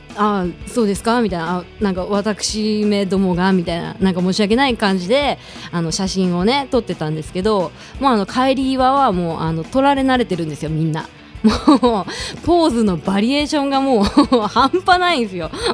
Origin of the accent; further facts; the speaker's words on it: Fukuoka, Japan; accent: Hakata dialect; 博多に生まれてよかったってなりましたよ、本当に